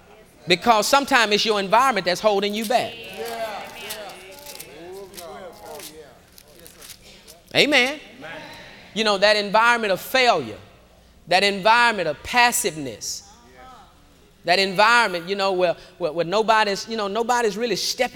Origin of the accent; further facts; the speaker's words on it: Houston, Texas, United States; I grew up in Acres Home, and across the bayou, we had a bayou that ran on the back of the community